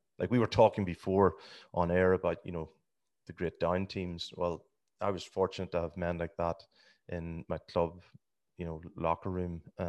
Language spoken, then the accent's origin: English; Scotstown, County Monaghan, Ireland; I'm from Scotstown. That's the most important part. By the grace of God, Scotstown.